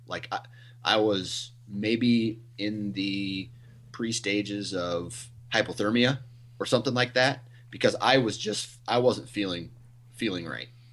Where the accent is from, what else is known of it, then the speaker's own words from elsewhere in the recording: Iowa, United States; I'm from Iowa. I think where I live is like three hundred foot elevation.